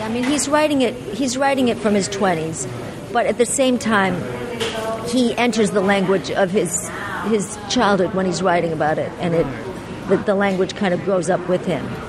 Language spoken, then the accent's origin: English; Los Angeles, California, United States; also born or lived in New York; I grew up in Los Angeles